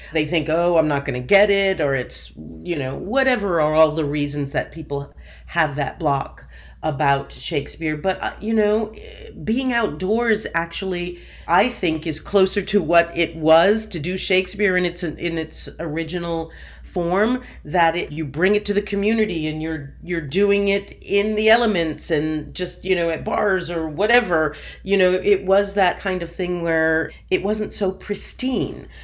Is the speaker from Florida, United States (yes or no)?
no; Seekonk, Massachusetts, United States; also born or lived in Providence, Rhode Island; I was born in Providence, Rhode Island, raised in Seekonk, Massachusetts